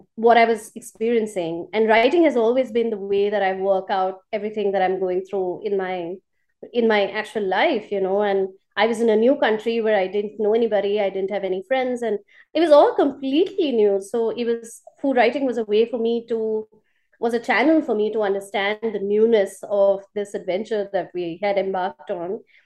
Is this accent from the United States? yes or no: no; India; moved away as an adult; now in Colombo, Sri Lanka; as an Indian